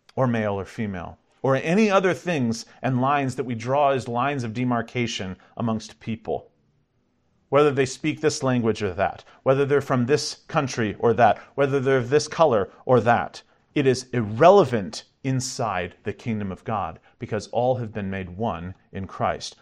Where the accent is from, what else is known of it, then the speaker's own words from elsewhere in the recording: United States; we're American, so we speak one language